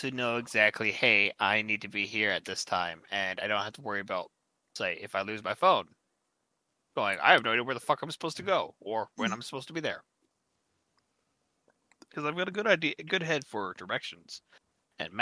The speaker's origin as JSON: {"language": "English", "country": "United States", "said": "me being an American"}